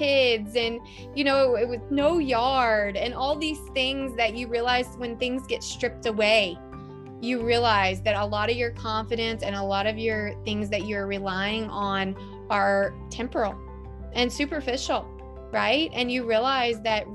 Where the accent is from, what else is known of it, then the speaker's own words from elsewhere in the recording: the South, United States; moved away as an adult; now in Toronto, Canada; I'm from the South